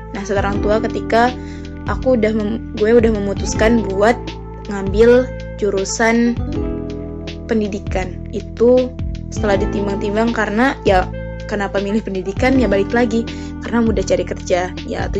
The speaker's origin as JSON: {"language": "Indonesian", "region": "Sumatra", "country": "Indonesia", "said": "Gue berasal dari Sumatera, dulu ketika SMK gue nggak kenal yang namanya K-pop, Korea, K-drama"}